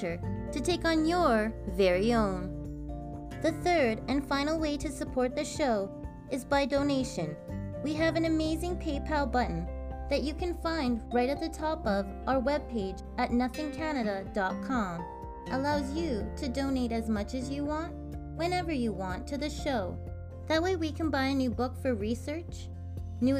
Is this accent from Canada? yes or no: yes; Canada; our beautiful country